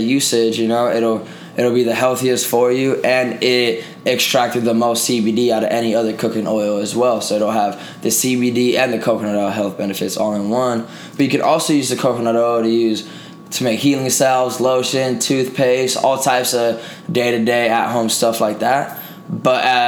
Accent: Puerto Rico; moved away as an adult; now in Las Vegas, United States; I was born in Puerto Rico originally, but I've been out here for 10 years, going on 11 years now

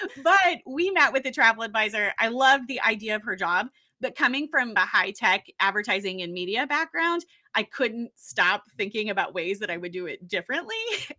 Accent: Midwest, United States; No, I grew up. So I am from the Midwest originally, and I have a big family. If we traveled, it was close to home.

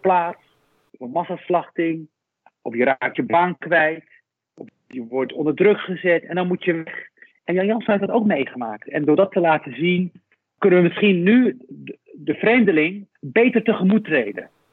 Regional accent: Rif, Morocco; now in Netherlands; Ik was in mijn geboortestreek. Eh, dat is Noord-Marokko, de Rif, de hele grillige kust het dorpje waar ik vandaan kom

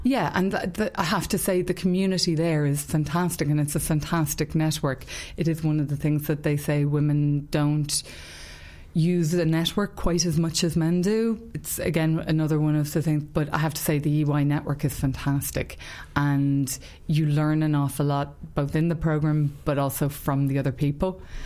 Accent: Ireland; I'm Irish and that I live in Ireland

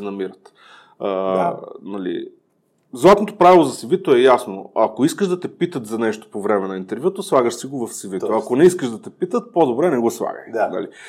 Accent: Ruse, Ruse Province, Bulgaria; moved away; съм родом от Русе

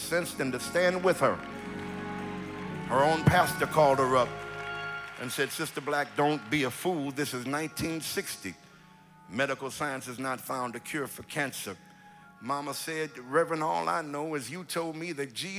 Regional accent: California, United States; I'm from California, and it is not as cold in L.A. as it is here

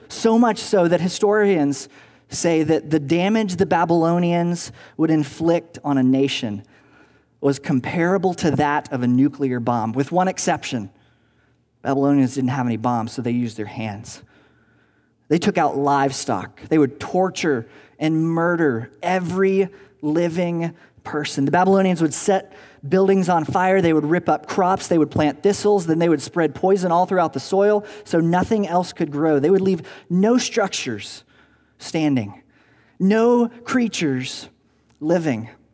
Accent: Tennessee, United States; moved away as an adult; also born or lived in Virginia; now in Southern California, United States; I grew up in Tennessee, uh, where we had tornadoes

